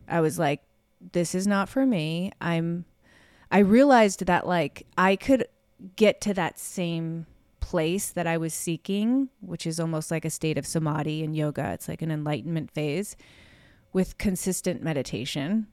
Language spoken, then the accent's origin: English; Chicago, Illinois, United States; moved away; have grown up in Chicago